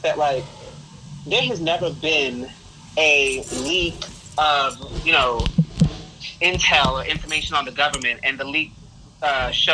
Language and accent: English; New York, United States; moved away; I was born in New York